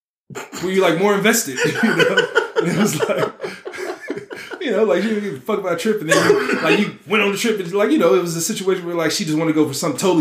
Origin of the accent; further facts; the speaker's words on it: Nigeria; I rock with those too. I'm Nigerian or whatever.